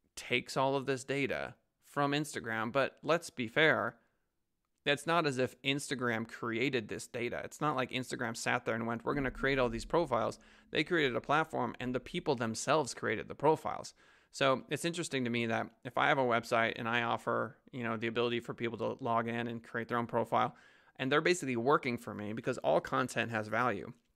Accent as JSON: {"language": "English", "country": "United States", "said": "speaking as an American"}